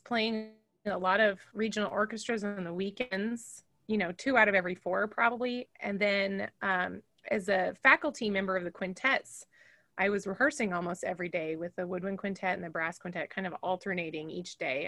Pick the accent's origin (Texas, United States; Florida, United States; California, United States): California, United States; Fresno; moved away as an adult; also born or lived in Chicago, Illinois; now in Macomb, United States; I grew up in Fresno, California